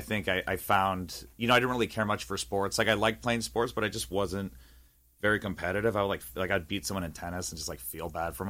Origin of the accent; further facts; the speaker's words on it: East Bay, San Francisco Bay Area, California, United States; moved away; also born or lived in Walnut Creek, California; I'm from the Bay Area, so I was born in Walnut Creek, so I grew up in the E-, East Bay, in NorCal